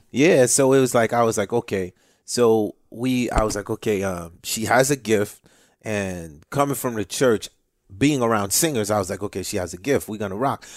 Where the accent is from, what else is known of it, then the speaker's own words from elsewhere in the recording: Haiti; now in United States; I'm from Haiti, you know, Cuba, it's all in my blood